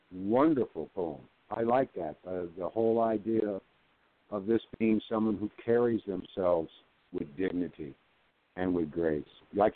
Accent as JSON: {"language": "English", "town": "Long Beach", "region": "California", "country": "United States", "tie": "born or raised there", "moved": "as an adult", "said": "I spent the first 36 years of my life in California, started in Long Beach."}